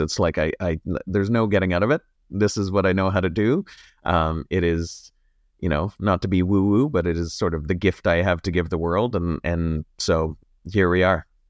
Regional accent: Sault Ste. Marie, Ontario, Canada; I'm from Sault Ste. Marie

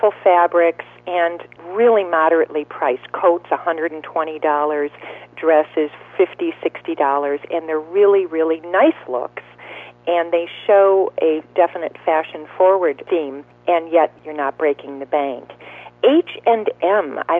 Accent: Wisconsin, United States; my home state, Wisconsin.

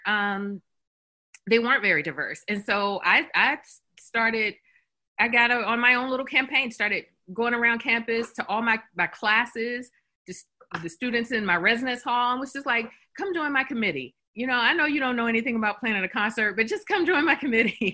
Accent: Columbia, South Carolina, United States; I'm an alum of University of South Carolina. And so, I'm from Columbia, and I went here in the 90s for undergrad.

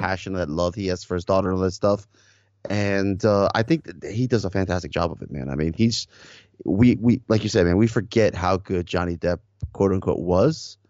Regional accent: Miami, Florida, United States; I grew up in South Miami, um, in the early eighties, you know, early nineties

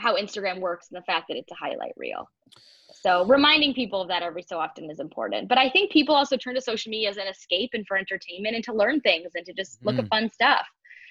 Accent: Toronto, Ontario, Canada; moved away as an adult; leaving Toronto where, as you know, because we grew up there in our community

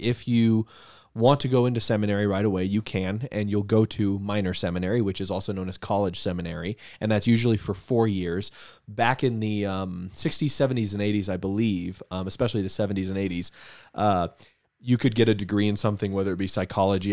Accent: Denver, Colorado, United States; also born or lived in Littleton, Colorado / Castle Pines, Colorado; I grew up in Denver, um, in the suburb of Littleton up north

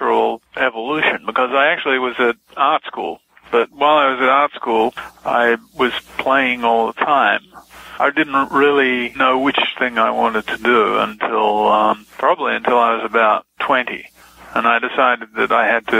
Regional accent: Melbourne, Victoria, Australia; I grew up in Melbourne, in Australia.

